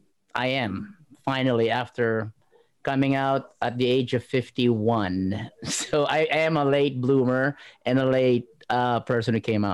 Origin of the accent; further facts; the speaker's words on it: Philippines; now in Port Alberni, Canada; I grew up in the Philippines